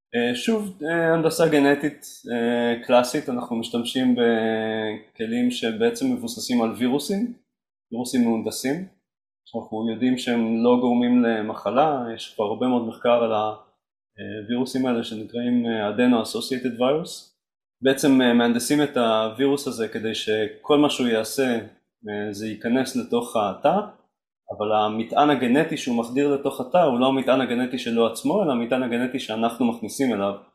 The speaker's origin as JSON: {"language": "Hebrew", "town": "Mazkeret Batya", "region": "Central District", "country": "Israel", "tie": "born or raised there", "also_born_or_lived": "Rehovot / Jerusalem", "said": "גדלתי במזכרת בתיה, לא רחוק מכאן."}